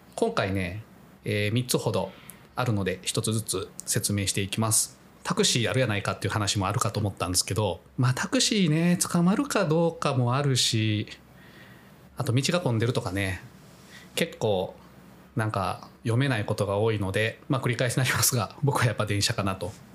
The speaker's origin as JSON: {"language": "Japanese", "region": "Kyoto", "country": "Japan", "tie": "born or raised there", "said": "私が京都出身なので"}